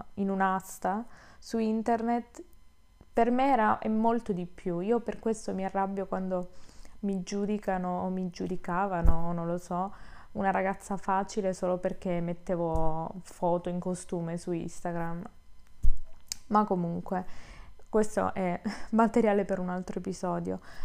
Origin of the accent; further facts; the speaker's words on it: Southern Italy, Italy; moved away; che torno giù, quindi sono terrona